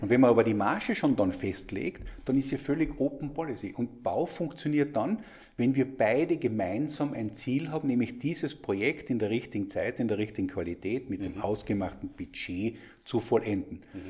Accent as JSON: {"language": "German", "country": "Austria", "said": "als Österreicher"}